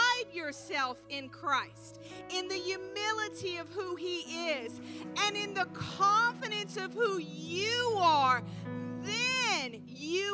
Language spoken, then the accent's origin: English; the Bible Belt, the South, United States; moved away; I'm from the Bible Belt.